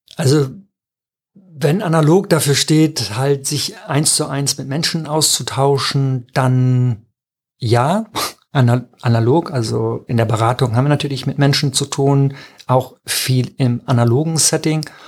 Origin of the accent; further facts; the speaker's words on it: Emsland, Lower Saxony, Germany; ich bin im Emsland groß geworden, das ist sehr nah an Ostfriesland.